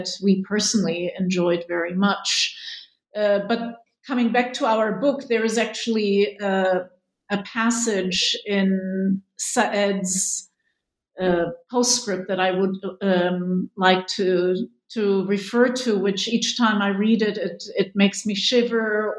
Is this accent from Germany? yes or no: yes; Germany; moved away as an adult; also born or lived in Israel; having had a life in Germany, growing up in Germany